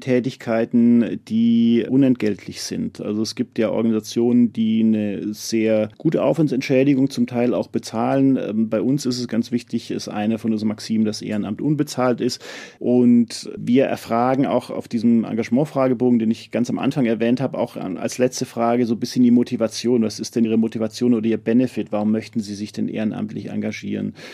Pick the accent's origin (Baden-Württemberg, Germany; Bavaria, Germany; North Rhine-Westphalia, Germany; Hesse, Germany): Bavaria, Germany; Munich; als Münchner